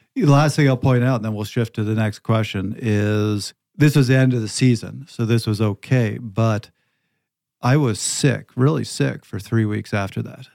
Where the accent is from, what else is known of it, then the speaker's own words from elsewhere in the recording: Canada; moved away; also born or lived in Pacific Northwest; I'm from Canada. I've lived in the Pacific Northwest where it's forty degrees and raining every single day.